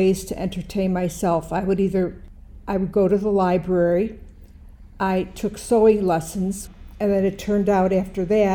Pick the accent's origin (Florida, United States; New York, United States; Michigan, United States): New York, United States; Buffalo; I'm from Buffalo, New York